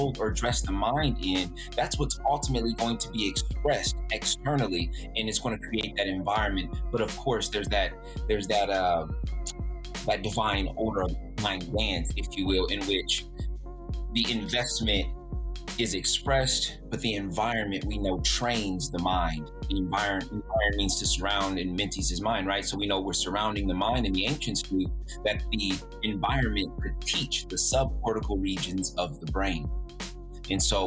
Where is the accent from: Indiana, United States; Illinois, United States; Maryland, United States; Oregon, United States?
Indiana, United States; Fort Wayne; growing up in the community, Fort Wayne community in the Southeast, and specifically the Wiser Park Youth Center, all the programs that I was